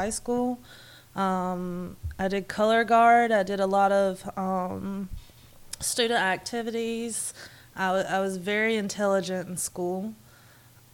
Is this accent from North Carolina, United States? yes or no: yes; North Carolina, United States; now in Jacksonville, United States; I was raised in North Carolina, and I'm living here in Jacksonville, Florida now